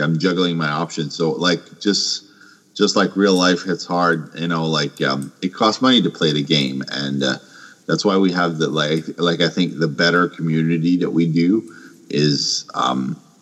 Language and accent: English; Canada; I'm Canadian.